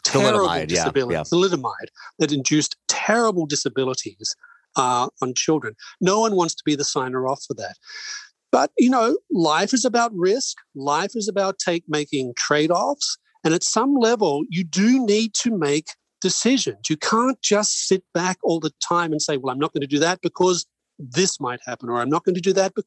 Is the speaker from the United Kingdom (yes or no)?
no; Australia; moved away; I'm Australian by birth